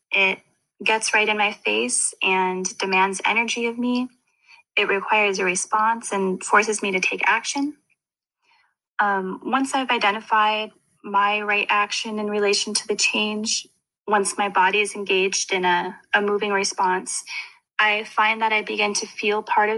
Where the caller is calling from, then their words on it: Winnipeg, Manitoba, Canada; I'm calling from Winnipeg, Manitoba.